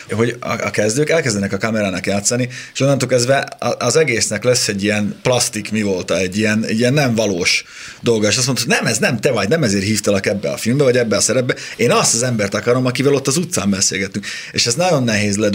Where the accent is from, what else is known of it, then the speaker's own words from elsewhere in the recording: Northern Hungary, Hungary; accent: Palóc; Én palóc vagyok.